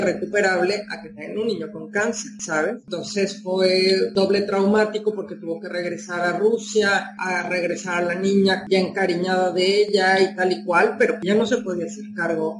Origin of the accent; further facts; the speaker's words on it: Mexico City, Mexico; moved away as an adult; now in Huelva, Spain; una persona que ha crecido, nacido, y ha sido criada en una ciudad de veintipico de millones de habitantes